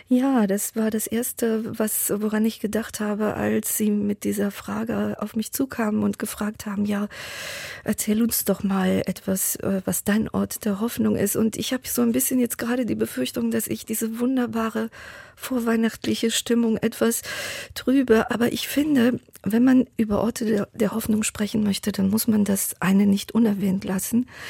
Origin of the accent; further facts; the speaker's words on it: Thessaloniki, Central Macedonia, Greece; meiner Geburtsstadt Thessaloniki